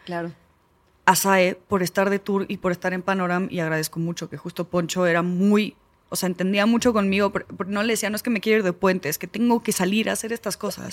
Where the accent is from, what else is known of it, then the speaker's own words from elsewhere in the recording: Argentina; now in Mexico; yo soy argentina